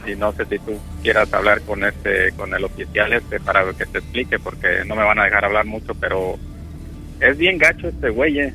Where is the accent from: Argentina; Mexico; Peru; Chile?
Mexico; Guanajuato; also born or lived in Texas / Illinois / Arkansas; now in Florida, United States; soy de Guanajuato